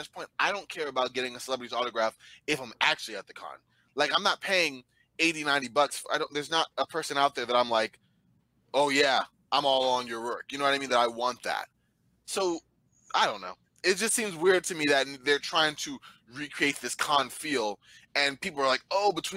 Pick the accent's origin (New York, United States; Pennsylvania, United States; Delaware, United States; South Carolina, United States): New York, United States; I'm from New York